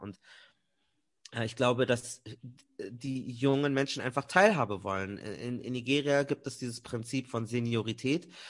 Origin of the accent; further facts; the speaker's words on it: Germany; weil ich in Deutschland aufgewachsen bin